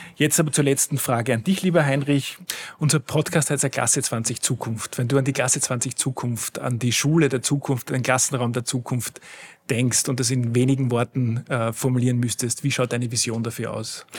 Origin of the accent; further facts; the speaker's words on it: Schladming, Styria, Austria; now in Vienna, Austria; ich selbst äh, komme aus einem sehr ländlichen Gebiet, ich komme aus Schladming, da war die Hauptschule, die es in dem Ort gab, quasi die Gesamtschule